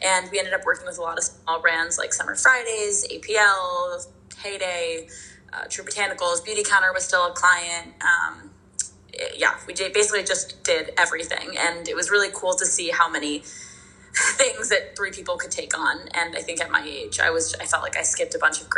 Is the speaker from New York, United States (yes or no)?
yes; New York City, New York, United States; also born or lived in Los Angeles; I'm living in New York City, and I'm actually also from New York City, which is really fun. I grew up on the Upper West Side of Manhattan